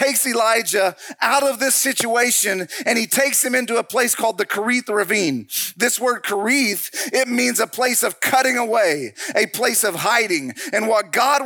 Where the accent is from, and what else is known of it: United States